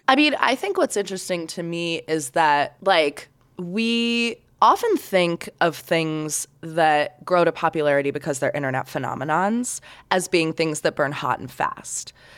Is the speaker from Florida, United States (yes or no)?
yes; Sarasota, Florida, United States; now in Salt Lake City, United States; my hometown of Sarasota, Florida